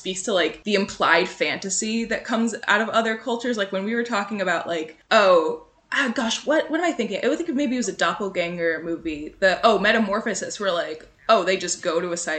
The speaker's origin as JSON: {"language": "English", "country": "United States", "said": "I am American"}